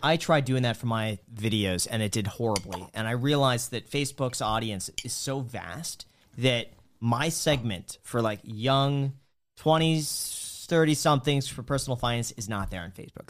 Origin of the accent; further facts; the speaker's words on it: Los Angeles, California, United States; I grew up in Los Angeles